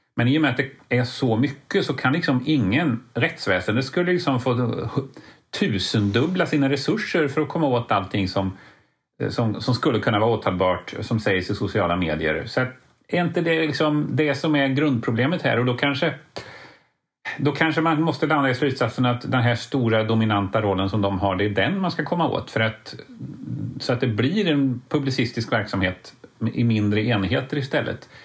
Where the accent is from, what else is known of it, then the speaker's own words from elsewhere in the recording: Lidköping, Västra Götaland, Sweden; Jag är från Lidköping